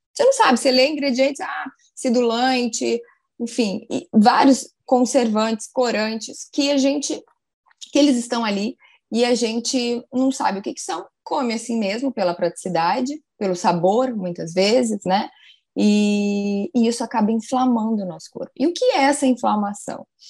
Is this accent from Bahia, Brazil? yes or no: no; Rio Grande do Sul, Brazil; also born or lived in Pelotas, Brazil; now in Rio de Janeiro, Brazil; eu me formei na Universidade Federal de Pelotas, eu sou gaúcha